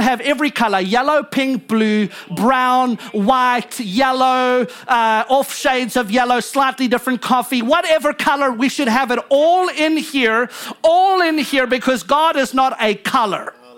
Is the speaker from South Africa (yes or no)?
yes; South Africa; now in United States; I'm American, but I was born in South Africa